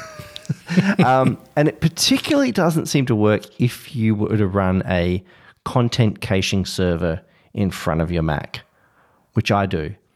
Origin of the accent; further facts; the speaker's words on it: Australia; as an Australian